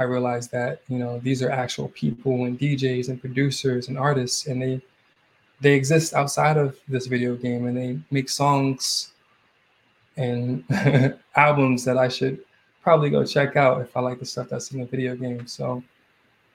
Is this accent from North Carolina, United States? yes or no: no; Suitland, Maryland, United States; also born or lived in Oxon Hill, Maryland; I grew up in Suitland